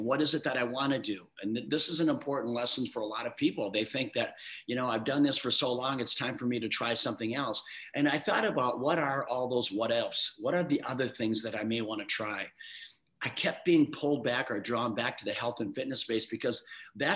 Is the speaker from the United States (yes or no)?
yes; Midwest, United States; I grew up youngest of seven kids in a small town in the Midwest.